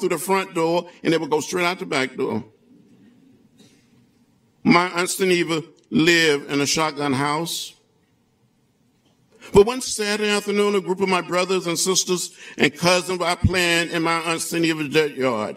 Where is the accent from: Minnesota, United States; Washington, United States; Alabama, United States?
Alabama, United States; Troy; When I was growing up outside of Troy, Alabama, 50 miles from Montgomery, on that farm